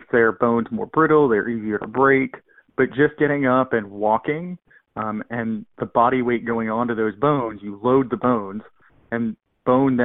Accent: Virginia, United States; I grew up in a rural part of Virginia

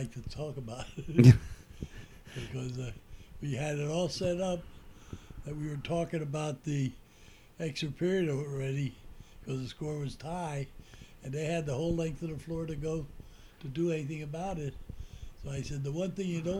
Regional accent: Allentown, Pennsylvania, United States; moved away as an adult; now in Pottsville, United States; We grew up in Allentown

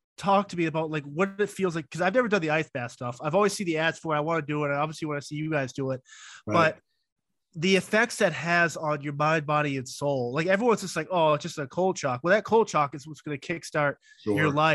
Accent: New England, United States; I grew up in New England, and in the wintertime, I'm always in shorts and t-shirt. I love the cold.

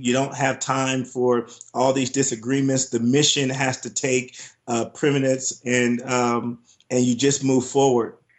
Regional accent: Compton, California, United States; moved away; growing up in Compton, California, it was tough, it was rough

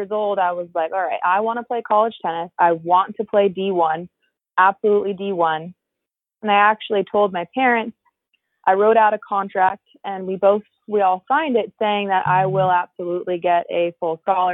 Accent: California, United States; So I grew up in California.

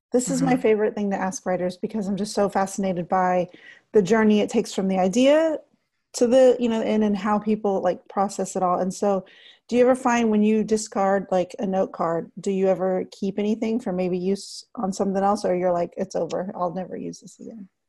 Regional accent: Texas, United States; I'm a native Texan

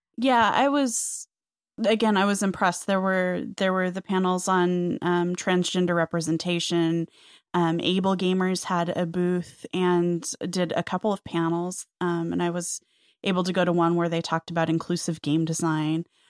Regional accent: the West, United States; I grew up in the West

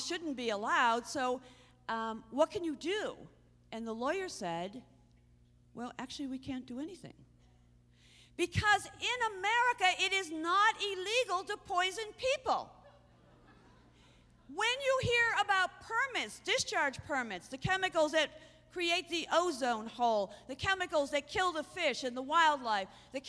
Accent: Ireland; So I got mad. Not because I'm Irish, because it's stupid.

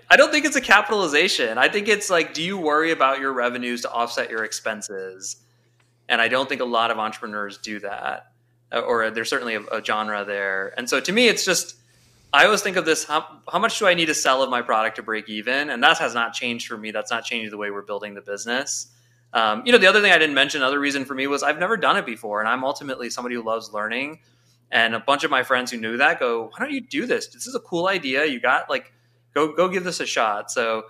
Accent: St. Louis, Missouri, United States; moved away as an adult; I grew up in my immigrant household, born and raised in St. Louis, very proudly. And I was away for 18 years, and I actually just moved back. So I'm St. Louis for life.

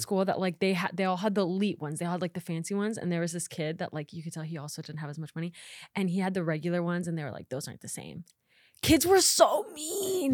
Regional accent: Nebraska, United States; moved away as an adult; now in Los Angeles, United States; I am from Nebraska, born and raised

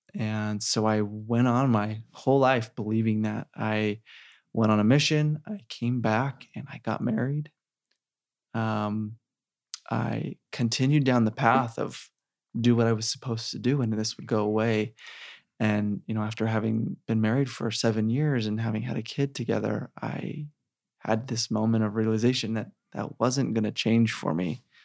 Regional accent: Sandy, Utah, United States; I grew up in Sandy

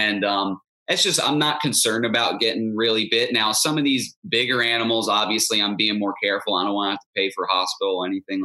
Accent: Stuart, Florida, United States; I grew up in Martin County, Stuart, Florida

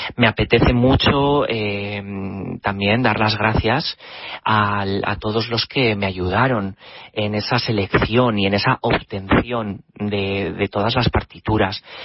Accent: Spain; now in London, United Kingdom; mi país de origen, que es España.

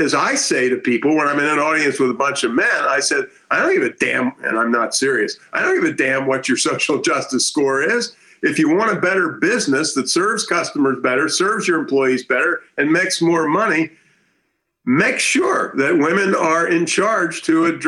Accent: D.C., District of Columbia, United States; I grew up near Washington, D.C., which was the Deep South when I was a boy.

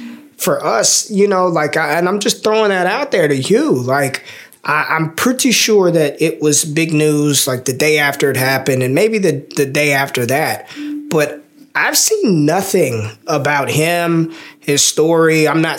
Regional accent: Las Vegas, Nevada, United States; now in Texas, United States; I'm from Vegas.

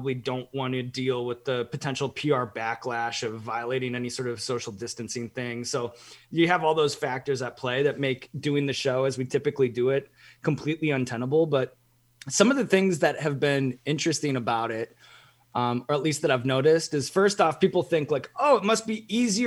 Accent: Evanston, Illinois, United States; moved away; growing up in Evanston

